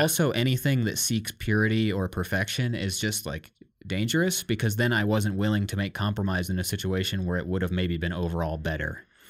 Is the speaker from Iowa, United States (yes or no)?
yes; Iowa, United States; growing up in Iowa and America